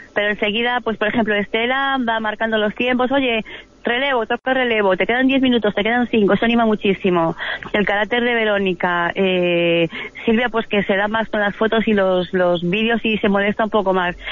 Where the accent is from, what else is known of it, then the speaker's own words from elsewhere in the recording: Spain; como españolas